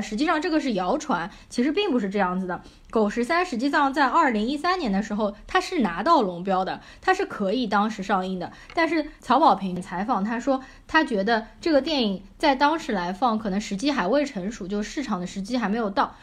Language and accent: Chinese; Shanghai, China; accent: Shanghainese; 我在家里，我都是跟父母说上海话的